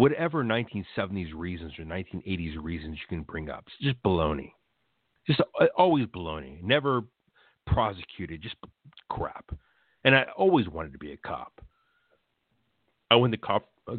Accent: United States; I'm a first-generation American born here in 1973.

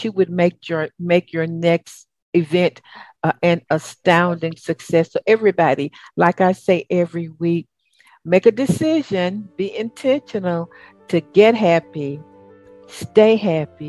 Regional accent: the South, United States; accent: Southern; my old Southern accent

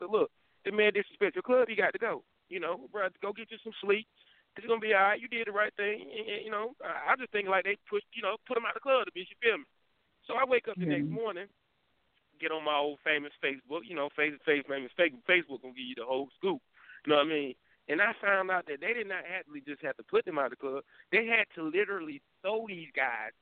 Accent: Durham, North Carolina, United States; I am from Durham

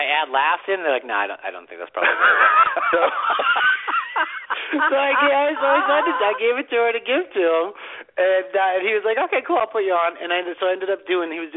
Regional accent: Boston, Massachusetts, United States; moved away as an adult; now in Los Angeles, United States; growing up in Boston, especially in the suburbs and very blue-collar family

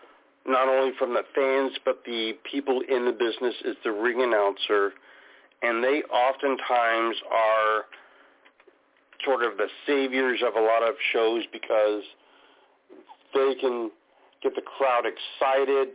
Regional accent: Washington, United States; here in my home state of Washington

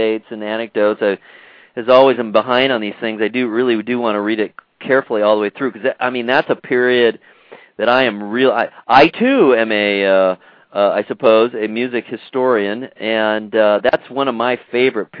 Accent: United States; also born or lived in Ohio; I'm born and raised in America

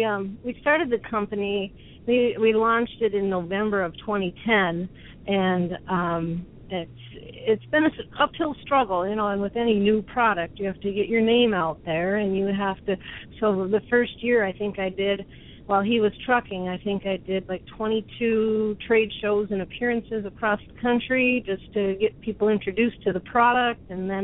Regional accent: Minnesota, United States; Right now, we are in California, and but we are from Minnesota.

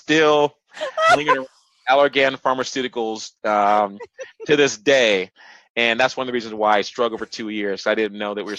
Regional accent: San Diego, California, United States; also born or lived in Los Angeles; And I'm from San Diego, so I'm used to, you know, nice weather

